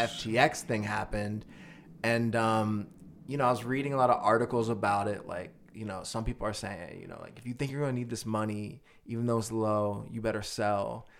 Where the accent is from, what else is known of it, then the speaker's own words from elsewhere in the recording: Philadelphia, Pennsylvania, United States; moved away; I'm originally from Philly